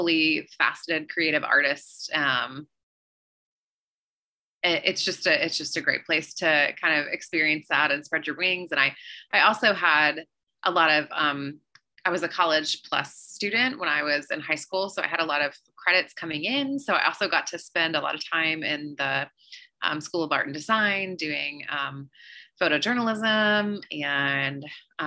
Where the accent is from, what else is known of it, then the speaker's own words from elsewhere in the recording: Proctorville, Ohio, United States; also born or lived in West Virginia; I was born in West Virginia, and then I grew up in a small town in Ohio called Proctorville, Ohio.